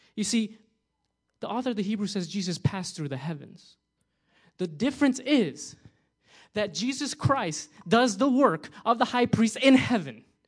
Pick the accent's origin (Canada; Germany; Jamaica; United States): United States; New Jersey; moved away; I'm from New Jersey. We love pizza over there